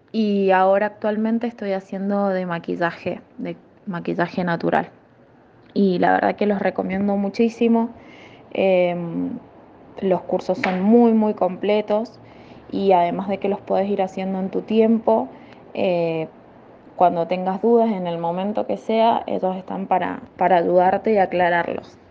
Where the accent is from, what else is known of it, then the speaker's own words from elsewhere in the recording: Mendoza, Argentina; soy de Mendoza, Argentina